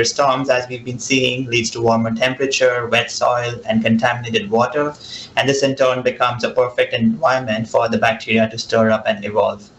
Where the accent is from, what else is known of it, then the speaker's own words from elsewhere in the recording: Mumbai, Maharashtra, India; moved away as an adult; also born or lived in Boston; now in Mississippi, United States; I was born and raised in Mumbai